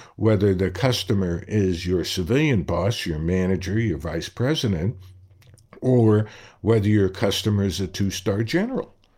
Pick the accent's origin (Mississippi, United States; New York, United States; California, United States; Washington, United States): New York, United States; New York City; When I was growing up in Brooklyn